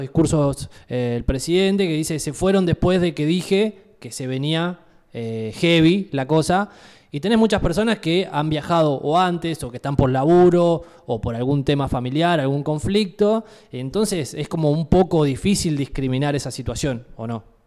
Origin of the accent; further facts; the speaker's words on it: Argentina; nosotros como país, Argentina